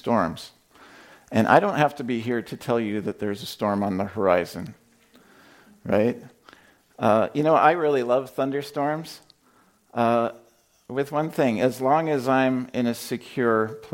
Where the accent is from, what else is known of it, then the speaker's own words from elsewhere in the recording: Indiana, United States; I'm from Indiana. We have tornadoes there